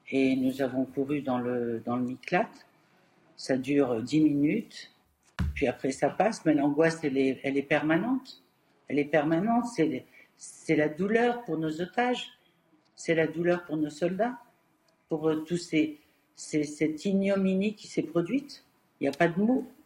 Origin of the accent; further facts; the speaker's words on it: France; je suis française j'ai plus profond de mon être aussi.